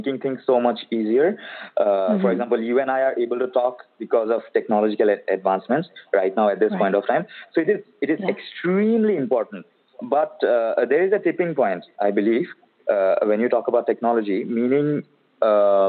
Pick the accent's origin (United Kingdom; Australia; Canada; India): India; Guwahati, Assam; moved away as an adult; now in Bangalore, India; Right now, I'm in my hometown, which is basically the eastern part of India. This is Guwahati, Assam.